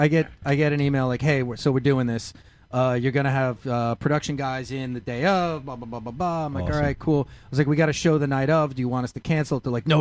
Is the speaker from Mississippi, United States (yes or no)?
no; Long Island, New York, United States; I'm from Long Island.